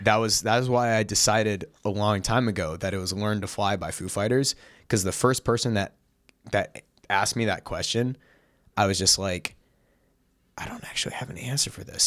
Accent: Seattle, Washington, United States; moved away; growing up in Seattle

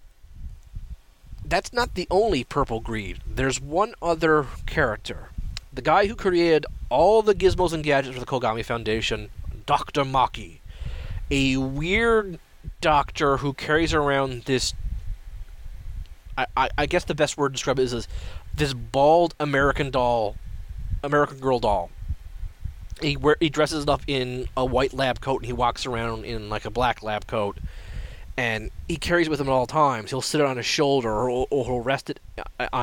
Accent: Canada; I'm a Canadian

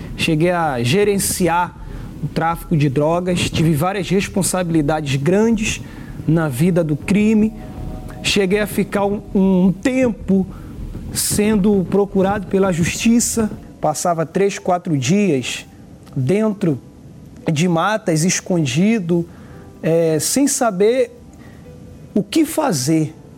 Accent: Recife, Pernambuco, Brazil; now in Rio de Janeiro, Brazil; atualmente moro no Rio de Janeiro, mas eu sou de Pernambuco, Recife

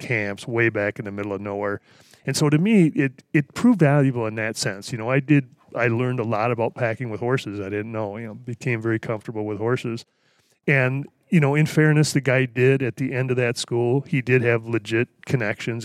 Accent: Wisconsin, United States; moved away; I grew up in Wisconsin, the Midwest

